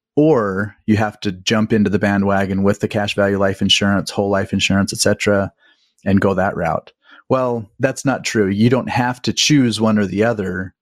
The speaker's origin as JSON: {"language": "English", "region": "Utah", "country": "United States", "tie": "born or raised there", "said": "I grew up in Utah"}